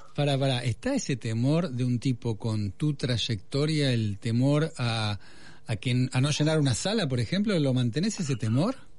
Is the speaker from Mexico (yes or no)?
no; Argentina; somos autorreferenciales los argentinos